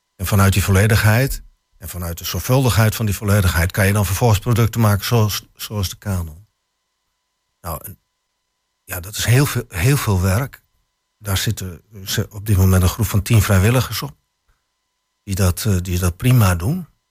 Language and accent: Dutch; Harlingen, Friesland, Netherlands; now in Twente, Netherlands; ik kom uit Harlingen